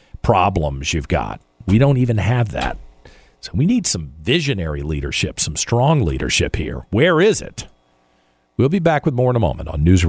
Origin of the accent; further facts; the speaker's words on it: Richmond, Virginia, United States; I love Richmond. Richmond's my hometown.